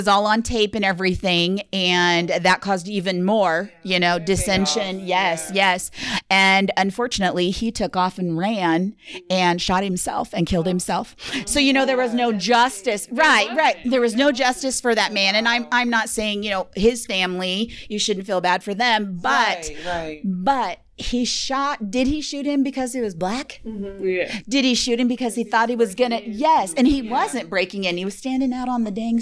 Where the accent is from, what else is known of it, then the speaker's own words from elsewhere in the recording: western Nebraska, United States; I come from Nebraska, and originally growing up, I lived in a western town, that western Nebraska